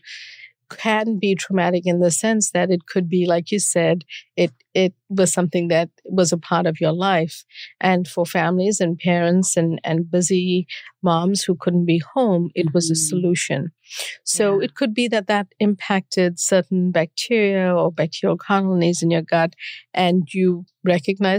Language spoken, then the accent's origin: English; South Africa; moved away as an adult; now in United States; I grew up during apartheid in South Africa and moved to study here.